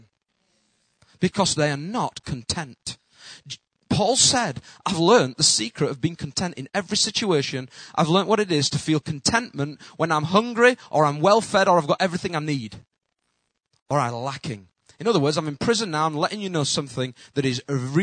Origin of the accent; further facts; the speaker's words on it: United Kingdom; accent: Northern; my accent, they just think, Northerner